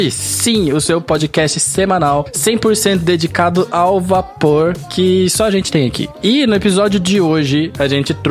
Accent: Curitiba, Paraná, Brazil; accent: Curitiba; É mais perto do que o meu, porque o meu sotaque é neutro, você tá ligado? Curitiba não tem sotaque.

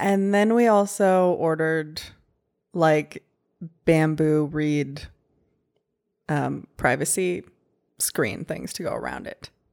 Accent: Canada; now in Texas, United States; I grew up in Canada

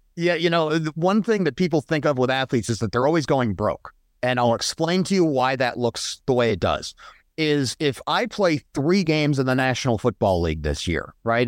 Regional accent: Colorado Springs, Colorado, United States; I grew up in Colorado, in Colorado Springs for the most part.

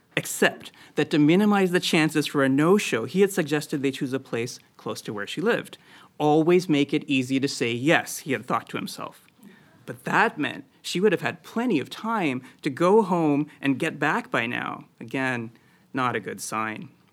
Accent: Midwest, United States; moved away; also born or lived in Boston; growing up in the Midwest

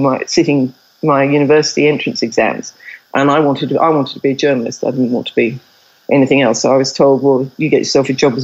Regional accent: England, United Kingdom; moved away as an adult; also born or lived in India; now in Australia; I've lived in Australia longer than I've lived in England, except I can't get rid of my accent

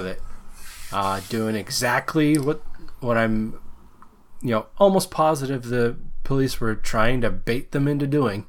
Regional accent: Seattle, Washington, United States; a resident of Washington

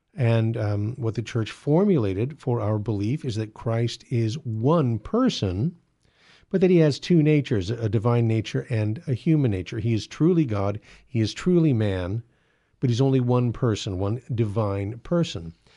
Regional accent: California, United States; I was born in California

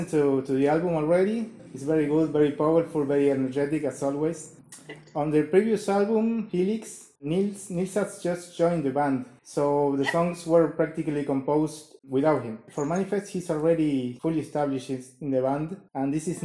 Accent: Uruguay; I'm from Uruguay. I'm far, far away from you

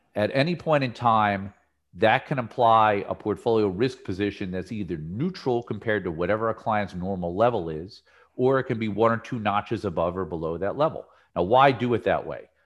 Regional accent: New Jersey, United States; when I was a kid growing up in New Jersey

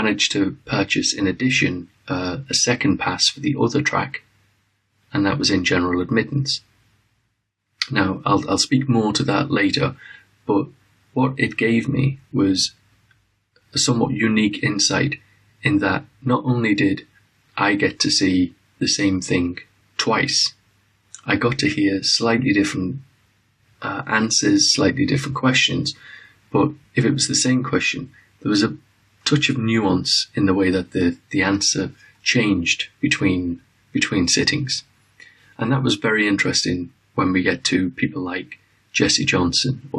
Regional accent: Liverpool, North West England, United Kingdom; now in London, United Kingdom; I come from Liverpool, England, originally

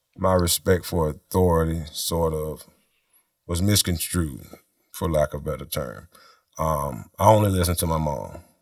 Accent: Tallahassee, Florida, United States; we grew up in Tallahassee

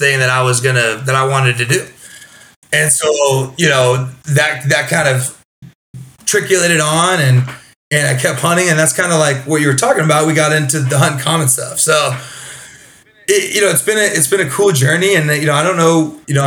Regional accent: Chico, California, United States; I'm from Northern California, a small town called Chico, California. Grew up there.

